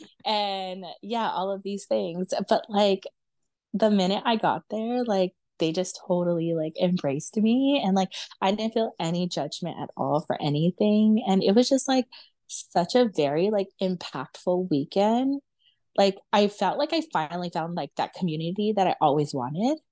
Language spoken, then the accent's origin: English; Los Angeles, California, United States; born and raised in America, and then, like, born and raised in, like, Los Angeles